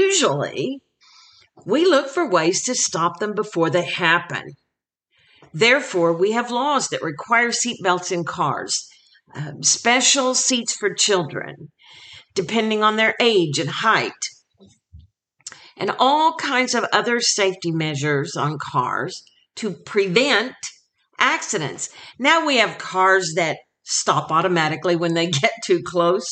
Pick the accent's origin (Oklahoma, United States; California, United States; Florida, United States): Oklahoma, United States; my home state of Oklahoma